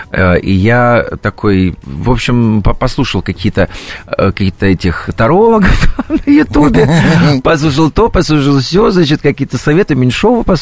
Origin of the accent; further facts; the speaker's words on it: Novosibirsk, Novosibirsk Oblast, Russia; это мне подарили в Новосибирске, почему это мой родной город, это команда хоккейный Сибирь, это стадион Сибирь, на который я ходил в детстве заниматься